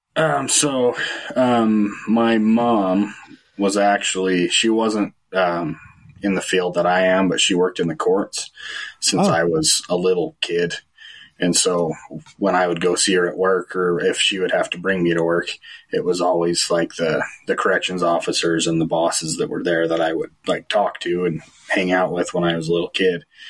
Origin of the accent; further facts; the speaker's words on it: Fillmore, Utah, United States; also born or lived in Orem / St. George / California; I grew in uh, here in Fillmore, so I went to Millard High